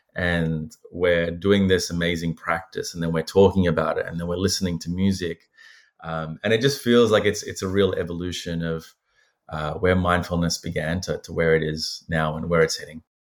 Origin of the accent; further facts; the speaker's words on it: Australia; also born or lived in Sri Lanka; I lost touch with, with Buddhism for many years growing up in Australia